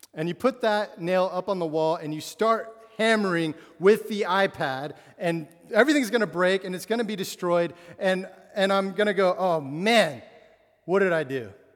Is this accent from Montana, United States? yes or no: yes; Absarokee, Montana, United States; moved away; I grew up in Montana, uh, which is a huge state with no, not many people